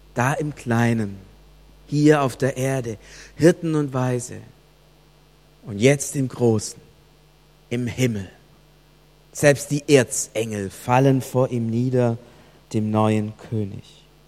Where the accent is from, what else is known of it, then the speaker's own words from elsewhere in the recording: Germany; bei uns in Deutschland